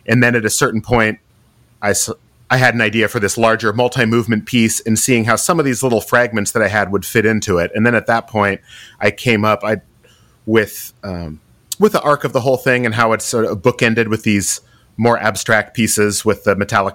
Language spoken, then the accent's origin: English; the Northwest, Pacific Northwest, United States; growing up in the Northwest, spending time hiking and skiing.